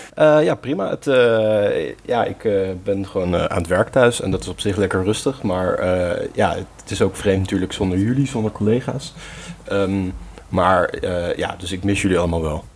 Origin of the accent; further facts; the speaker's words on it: Gorinchem, South Holland, Netherlands; waar mijn geboortestad, eh, Gorkum, ondervalt